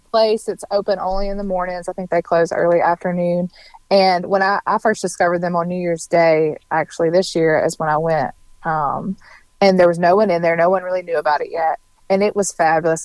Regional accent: Mississippi, United States; moved away as an adult; now in Nashville, United States; I'm from Mississippi

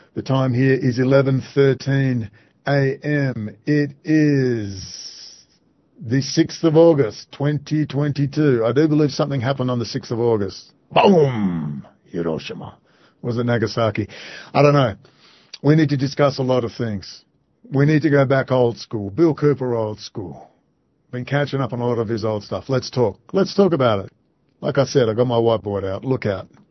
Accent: Perth, Western Australia, Australia; moved away; in my hometown, we're overrun

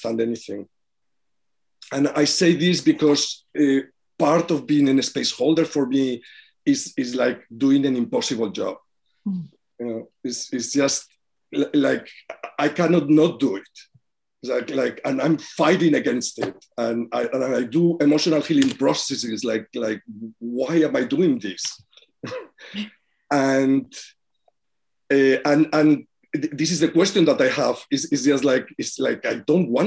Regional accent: Spain; now in New York City, United States; I come from Spain, but I live in New York City.

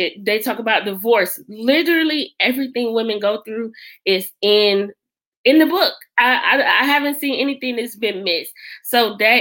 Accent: Detroit, Michigan, United States; moved away; I am originally from Detroit, Michigan.

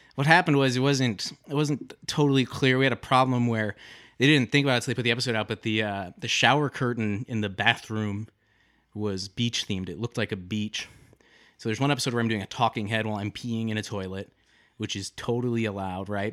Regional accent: Detroit, Michigan, United States; I'm from a suburb outside of Detroit, Michigan

